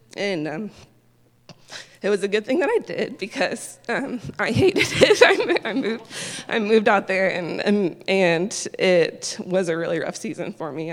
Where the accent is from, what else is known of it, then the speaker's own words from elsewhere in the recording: Indianapolis, Indiana, United States; moved away as an adult; also born or lived in Kentucky; now in Texas, United States; I'm originally from Indianapolis and had never been to Texas